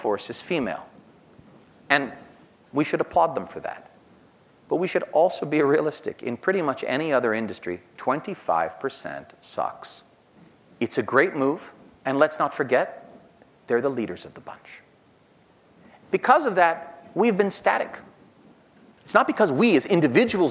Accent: New York, United States; New York, my home state

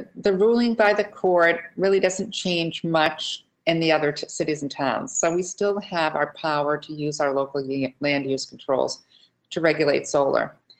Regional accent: Plymouth, Massachusetts, United States; I first got involved in Plymouth, my hometown

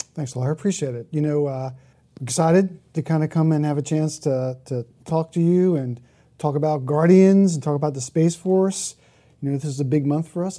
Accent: Jersey City, New Jersey, United States; I grew up in Jersey City, New Jersey, right up the street from the Statue of Liberty

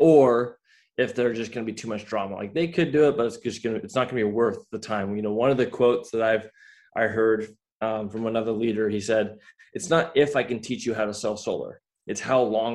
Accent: Layton, Utah, United States; I grew up in Layton, Utah

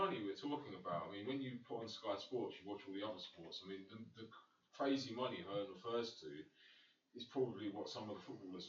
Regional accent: England, United Kingdom; being an English boxing fan

